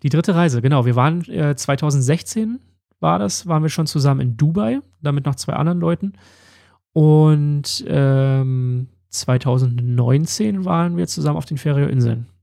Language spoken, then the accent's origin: German; Berlin, Germany; Wir kommen ja beide aus Berlin